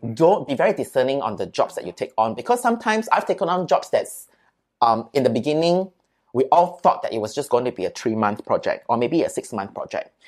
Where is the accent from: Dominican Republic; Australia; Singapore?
Singapore; I'm from Singapore